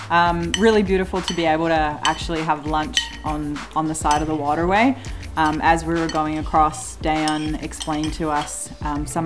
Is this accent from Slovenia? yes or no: yes; Slovenia; born there; also born or lived in New Zealand / Australia / Canada; from uh, born in Slovenia, from New Zealand, Australia, and Canada.